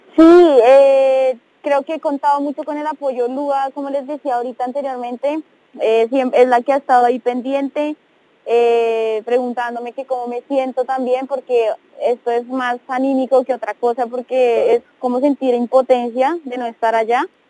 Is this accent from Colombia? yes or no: yes; Colombia; moved away